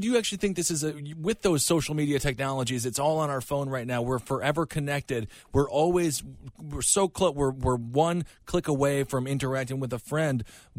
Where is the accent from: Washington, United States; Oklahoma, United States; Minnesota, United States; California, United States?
Minnesota, United States; As a shy kid in Minnesota growing up in the Midwest